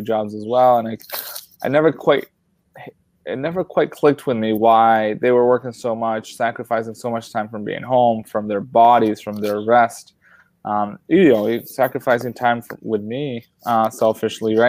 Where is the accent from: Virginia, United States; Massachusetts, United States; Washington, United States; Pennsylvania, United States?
Massachusetts, United States; Revere; also born or lived in Colombia; I landed right here in Revere. I've never really moved. I've been kind of a townie, if you will, as much as an immigrant can be a townie. I grew up here